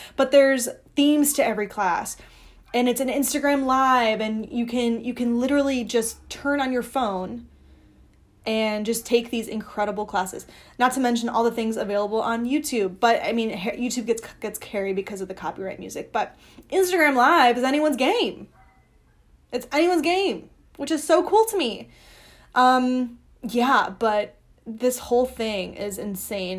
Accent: Barrington, Illinois, United States; also born or lived in Chicago; I grew up dancing in Chicago

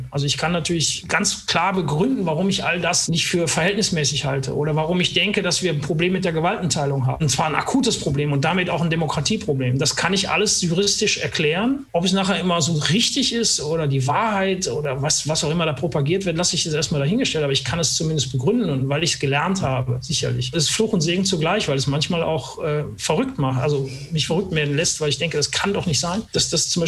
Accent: Cologne, North Rhine-Westphalia, Germany; Als Kölner tolerierst du das, alles gut.

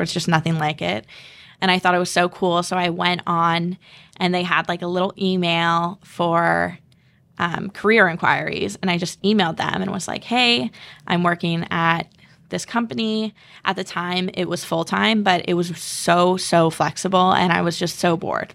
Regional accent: Southborough, Massachusetts, United States; I'm from South Borough, Mass.

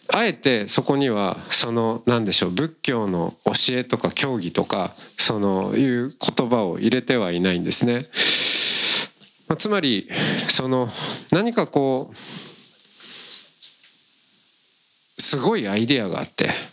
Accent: rural Hokkaido, Japan; 私も北海道の田舎出身なんで

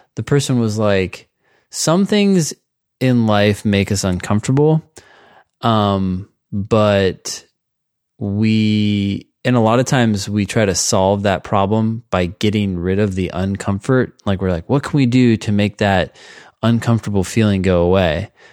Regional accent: Cupertino, California, United States; also born or lived in Palo Alto; I grew up in Cupertino and then Palo Alto

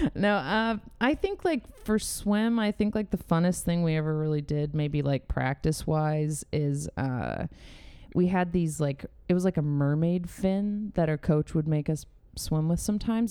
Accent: San Diego, California, United States; moved away as an adult; now in Los Angeles, United States; I'm from San Diego

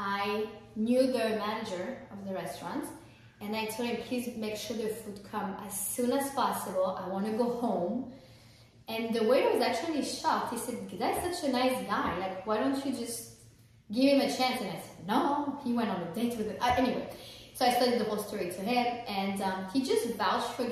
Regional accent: France; moved away; I'm French, I'm not American.

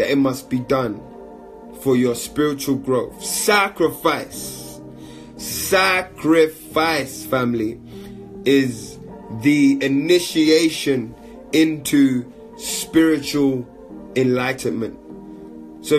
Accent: London, United Kingdom; moved away as an adult; as a 30-year-old man born and raised in London

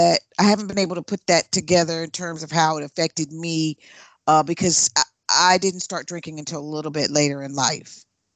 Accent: South Carolina, United States; also born or lived in Philadelphia / New Jersey; I grew up, well, born in Philadelphia, raised in South Carolina, and then back to the North, Jersey, and then Philadelphia, then overseas, and then back to the states.

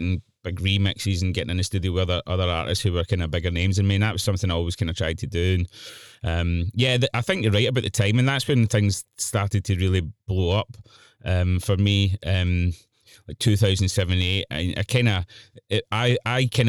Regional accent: Moodiesburn, Scotland, United Kingdom; there was nobody around about where we grew up in Moodysburn, the outskirts of Glasgow, that done that kind of thing.

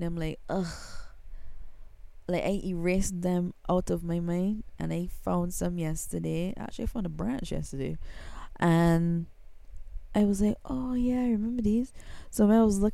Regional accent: Barbados; I am from Barbados. I'm in the Caribbean

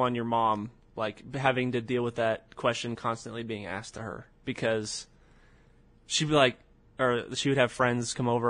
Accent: California, United States; I say I'm from California.

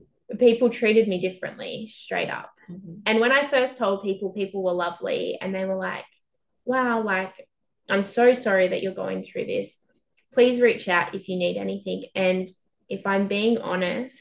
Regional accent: Albury-Wodonga, Australia; moved away as an adult; now in Melbourne, Australia; My family all live in Albury Wodonga, which is a regional town on the border of New South Wales and Victoria.

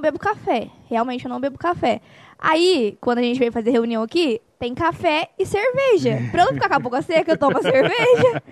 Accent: Resende, Rio de Janeiro, Brazil; moved away; also born or lived in Itatiaia; nasci em Resende e morei em Itatiaia.

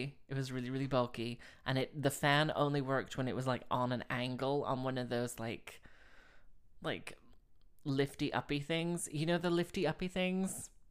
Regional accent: Slough, South East England, United Kingdom; moved away as an adult; also born or lived in Houston, United States; so when I was 3 until when I was 11, we lived in Houston, Texas. Everyone knows this. And when I was 11, we moved back to Slough. And then when I was 18, I moved here.

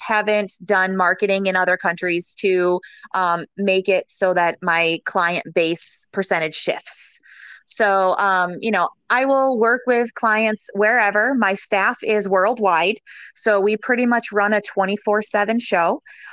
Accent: Michigan, United States; now in Tampa, United States; I am originally from Michigan.

